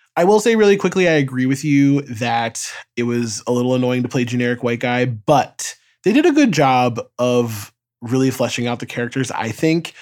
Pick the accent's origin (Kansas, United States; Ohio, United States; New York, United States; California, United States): New York, United States; as a New Yorker